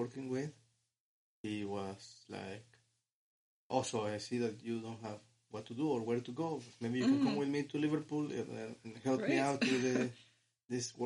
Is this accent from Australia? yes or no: no; Mexico; moved away as an adult; now in Lithuania; I am from Mexico